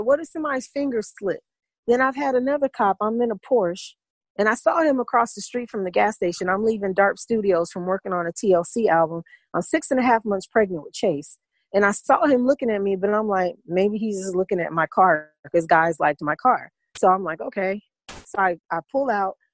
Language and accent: English; Midwest, United States; now in Atlanta, United States; I'm from the Midwest, and there's a lot of prejudiced white people in the Midwest